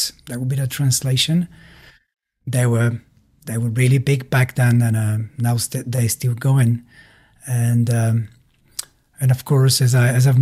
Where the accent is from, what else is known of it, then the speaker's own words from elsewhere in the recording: Kazanlak, Stara Zagora Province, Bulgaria; English is a second language; moved away as an adult; also born or lived in Norway; I'm from Bulgaria. I grew up in a small city called Kazanlık